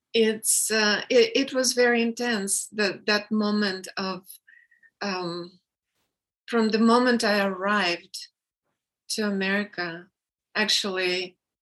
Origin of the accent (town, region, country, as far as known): Russia; English is a second language; moved away as an adult; now in United States